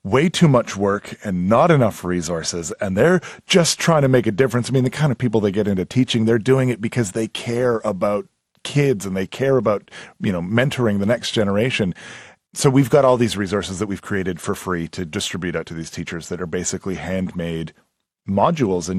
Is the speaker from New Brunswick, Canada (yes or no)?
no; Edmonton, Alberta, Canada; moved away; Growing up in Edmonton, I was in high school.